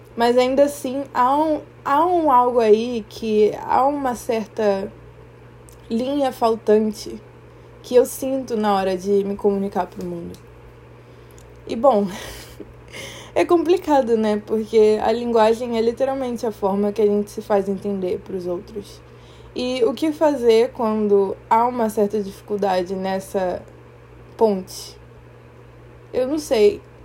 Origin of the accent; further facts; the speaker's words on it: Rio de Janeiro, Brazil; first language Portuguese; also born or lived in Maputo, Mozambique; eu sou moçambicana e criada aqui no Brasil, no Rio de Janeiro. E assim, eu vim pra cá com oito meses de idade